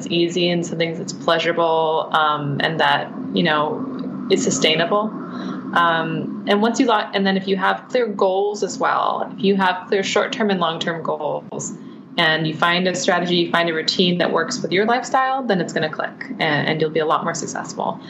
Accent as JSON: {"language": "English", "town": "San Francisco", "region": "California", "country": "United States", "tie": "born or raised there", "said": "I grew up in San Francisco"}